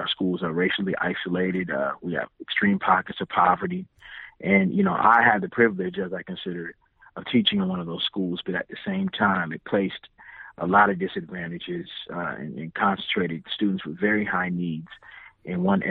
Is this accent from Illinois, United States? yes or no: yes; Illinois, United States; now in Charlotte, United States; I'm originally from Illinois